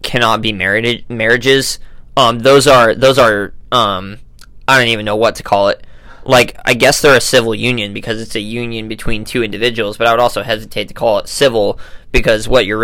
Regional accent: United States; as an American

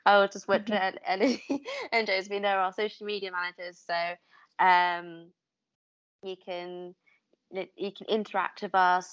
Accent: London, United Kingdom; also born or lived in York; as a Londoner, I ended up moving up North University, and I went to York instead

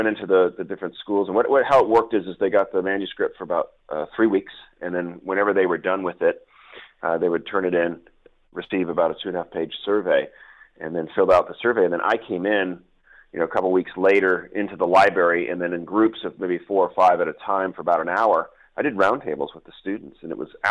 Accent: Newport Beach, California, United States; also born or lived in Wellesley, Massachusetts / England; now in San Diego, United States; I'm actually originally from Newport Beach, California

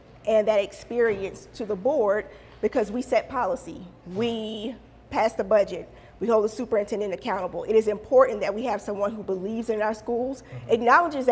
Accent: Savannah, Georgia, United States; I was born and raised here in Savannah, Georgia

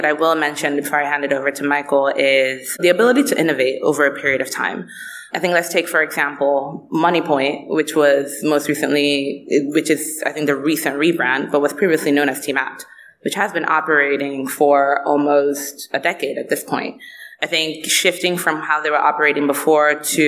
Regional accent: Lagos, Nigeria; I'm Nigerian

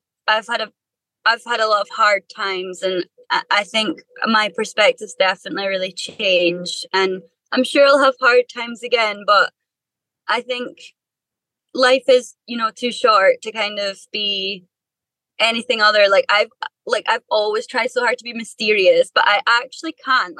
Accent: Perthshire, Scotland, United Kingdom; also born or lived in Dundee; I've lived here pretty much my whole life. So I'm from Perthshire, so quite a remote bit, but I've lived in Dundee, which is a city, for quite a while.

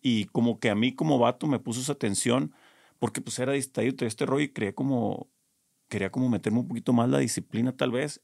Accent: Culiacán, Sinaloa, Mexico; yo soy de Culiacán

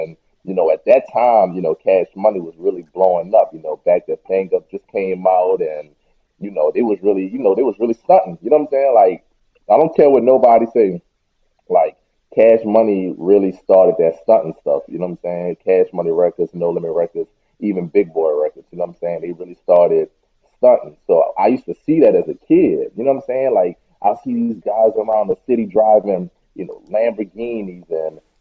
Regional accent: New Orleans, Louisiana, United States; I'm from New Orleans. But yeah, I went to this art school in New Orleans called McDonald 15

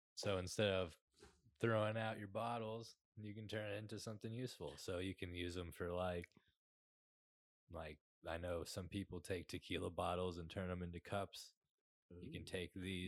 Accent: Fort Worth, Texas, United States; I was born in Fort Worth

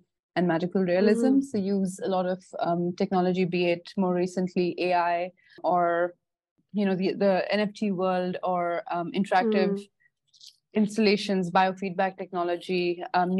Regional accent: Bangalore, Karnataka, India; also born or lived in Singapore / Indore; I grew up in Bangalore

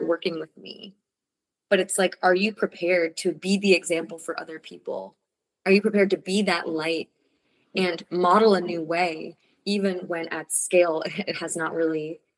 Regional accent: New York City, New York, United States; moved away as an adult; also born or lived in Costa Rica / Mexico; I grew up in New York City

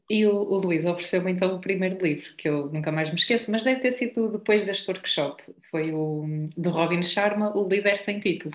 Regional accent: Espinho, Aveiro District, Portugal; de espinho, não é? que é a minha terra

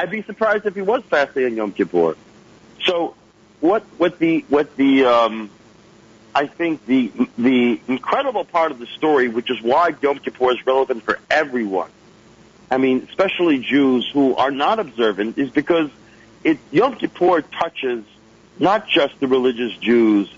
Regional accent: Lawrence, New York, United States; I grew up in the Five Towns area in Lawrence.

